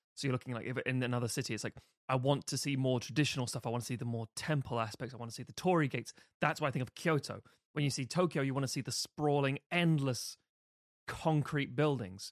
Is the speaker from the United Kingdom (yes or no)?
yes; London, United Kingdom; I'm from London